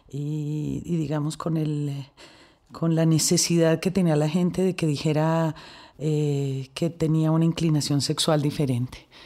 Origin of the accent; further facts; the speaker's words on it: Colombia; yo soy actriz, yo soy una mujer, yo soy colombiana, yo soy brava